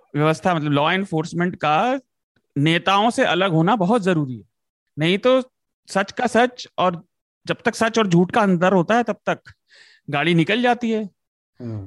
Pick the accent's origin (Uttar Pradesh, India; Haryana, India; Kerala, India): Uttar Pradesh, India; मैं उत्तर प्रदेश से आता हूँ